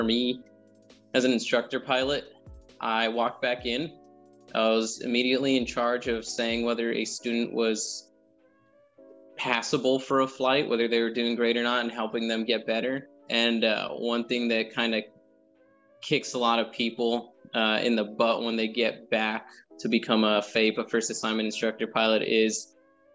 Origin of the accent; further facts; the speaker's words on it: Monterey Park, California, United States; moved away as an adult; Southern California, so like Monterey Park, Alhambra, for everyone who's from over there. And then I just stayed there until I got in the Air Force.